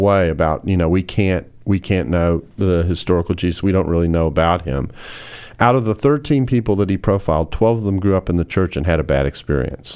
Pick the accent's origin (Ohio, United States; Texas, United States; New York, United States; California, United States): Texas, United States; Houston; now in Dallas, United States; my hometown, Houston, Texas. I am a Houstonian in exile in Dallas.